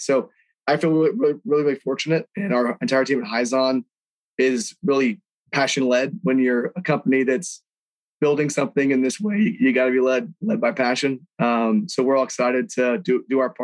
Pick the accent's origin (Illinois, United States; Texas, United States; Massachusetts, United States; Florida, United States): Texas, United States; Houston; being born and raised in Houston, Texas